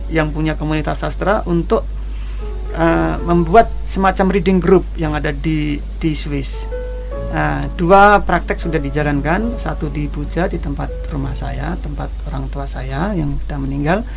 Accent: Kendal, Central Java, Indonesia; Saya tidak pernah tepuk tangan karena sunset di di sawah di desa saya di Kendal sana udah biasa sejak kecil.

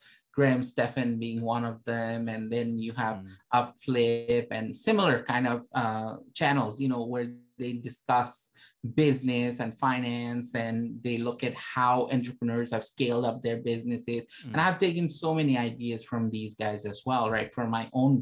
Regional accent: Toronto, Ontario, Canada; I'm from Toronto, Canada.

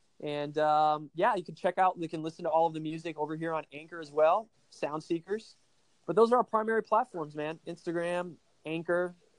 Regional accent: Brazil; now in United States; Well, I am not 100% American. I was born and raised in South America in Brazil, and my parents were missionaries there.

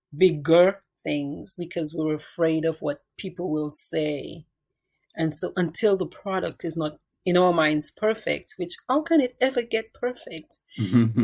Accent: Cottage, Dominica; moved away as an adult; now in United States; I grew up in Dominica

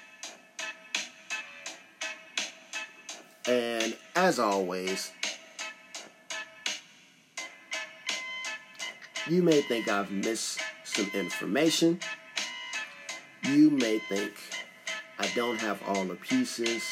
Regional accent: Chicago, Illinois, United States; I'm a dude from Chicago

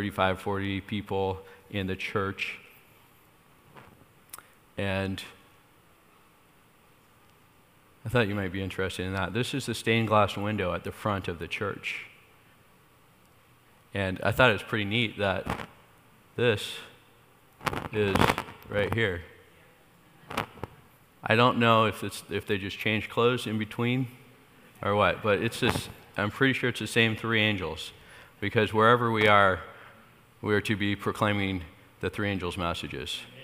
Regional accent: State of Jefferson, Mount Shasta, California, United States; also born or lived in Iowa; We're actually from a little state called State of Jefferson, which is up there in between Northern California and Southern Oregon

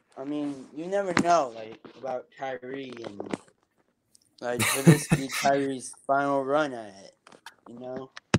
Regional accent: Chicago, Illinois, United States; I'm from Chicago

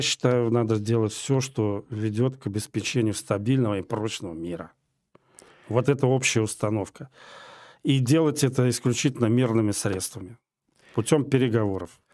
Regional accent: Moscow, Russia; я москвич по одной из линий в шестом поколении

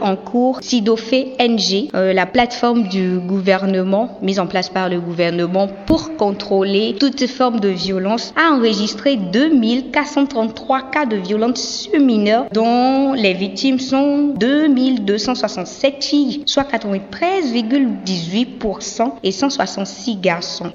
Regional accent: Benin; chez nous au Bénin.

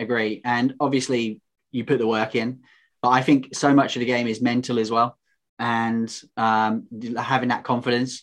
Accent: United Kingdom; also known as the British Tar Heel.

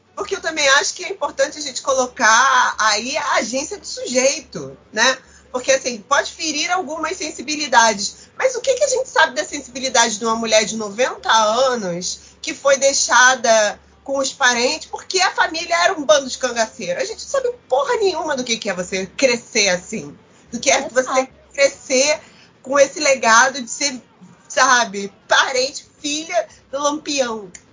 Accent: Rio de Janeiro, Brazil; also born or lived in Vila da Penha; Eu cresci no Irajá, na verdade, hoje em dia eu moro em Vila da Penha, que é 10 minutos, assim, é do lado

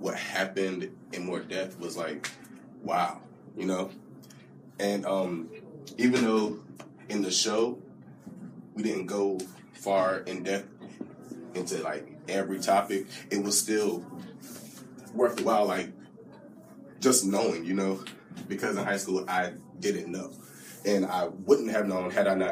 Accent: Red Springs, North Carolina, United States; I am from Red Springs, North Carolina.

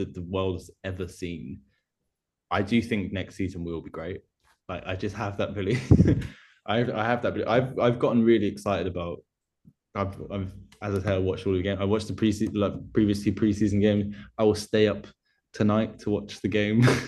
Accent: Essex, East of England, United Kingdom; I grew up in Essex

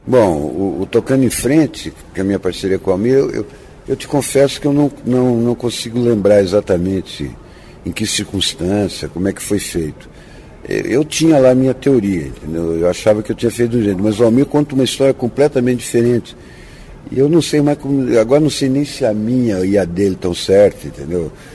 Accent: Ubatuba, São Paulo, Brazil; moved away; also born or lived in Santos / Taubaté; Eu, eu nasci em Santos e fui criado em Ubatuba, porque minha família, tanto de pai e de mãe, eram, são todos ubatubanos

